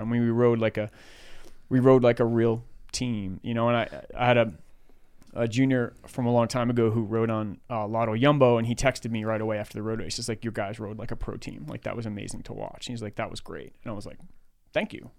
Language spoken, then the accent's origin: English; New York City, New York, United States; moved away as an adult; now in Menlo Park, United States; I grew up in Queens, New York